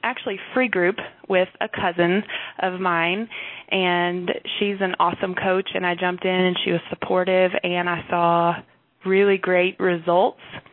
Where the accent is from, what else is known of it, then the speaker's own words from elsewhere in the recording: North Texas, United States; I'm from North Texas area. I live in Wichita Falls right now with my Army husband